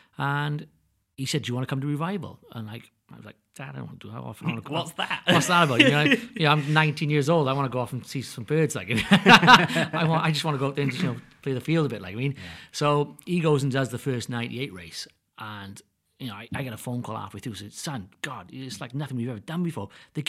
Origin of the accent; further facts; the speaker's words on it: Wales, United Kingdom; I always say I'm the Welsh boy damn good.